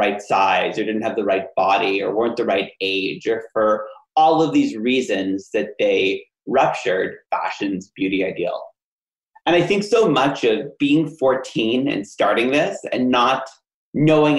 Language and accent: English; Ottawa, Ontario, Canada; my hometown in Ottawa, Canada